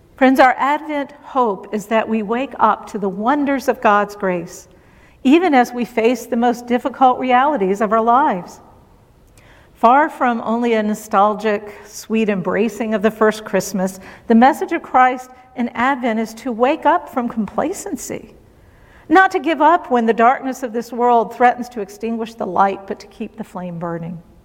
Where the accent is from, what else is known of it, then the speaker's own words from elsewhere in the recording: Virginia, United States; moved away; my home state